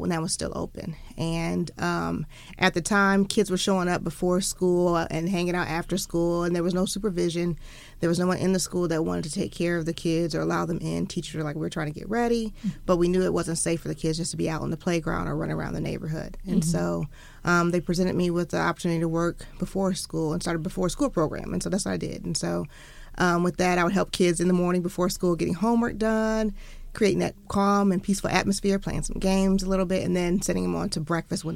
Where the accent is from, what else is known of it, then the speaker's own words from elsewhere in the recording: Sandusky, Ohio, United States; moved away as an adult; now in Cincinnati, United States; I went to college here, but I'm from Sandusky, Ohio, small town up north.